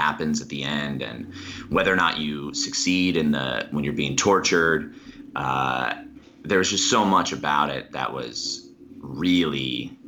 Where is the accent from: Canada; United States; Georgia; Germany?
United States; New Jersey; moved away; also born or lived in Harrisburg, Pennsylvania; I was born in Pennsylvania, but I grew up in New Jersey.